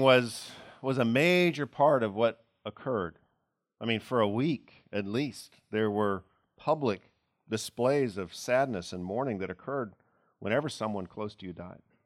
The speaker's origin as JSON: {"language": "English", "country": "United States", "said": "as American Christians"}